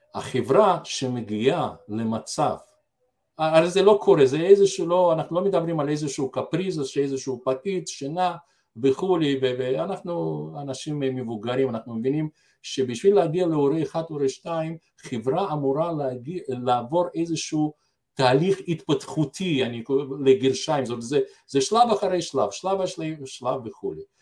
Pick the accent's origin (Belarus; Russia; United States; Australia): Belarus; now in Israel; אני גדלתי אומנם בבלארוסיה